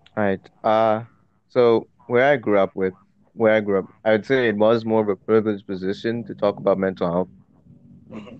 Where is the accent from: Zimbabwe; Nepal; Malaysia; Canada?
Zimbabwe; moved away as an adult; now in United Kingdom; I didn't grow up in the UK. I grew up in Zimbabwe. I've only been in the UK for a couple of years